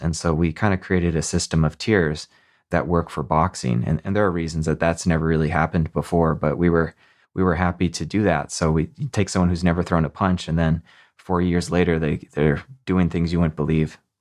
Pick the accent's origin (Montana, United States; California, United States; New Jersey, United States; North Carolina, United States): Montana, United States; I grew up in Montana